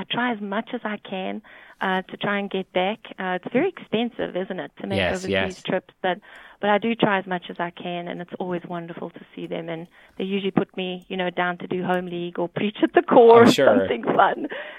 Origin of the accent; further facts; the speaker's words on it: South Africa; moved away as an adult; also born or lived in Cincinnati, Ohio; now in United States; But I'm South African. Yes. I was born there and raised there, went to college there, then met my husband in Cincinnati, Ohio.